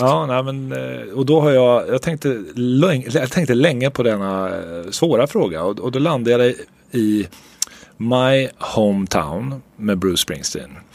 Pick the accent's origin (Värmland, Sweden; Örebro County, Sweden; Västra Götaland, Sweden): Örebro County, Sweden; Örebro; moved away; also born or lived in New Jersey; jag är örebroare för alltid